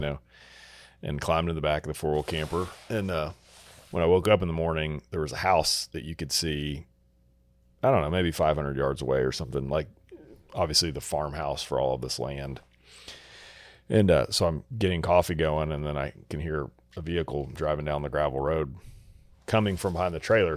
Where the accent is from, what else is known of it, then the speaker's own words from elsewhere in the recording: Texas, United States; growing up in Texas